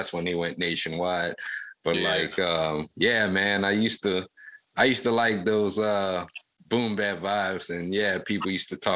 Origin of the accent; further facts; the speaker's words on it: Lafayette, Louisiana, United States; So I grew up actually in Lafayette, Louisiana in the late 90s.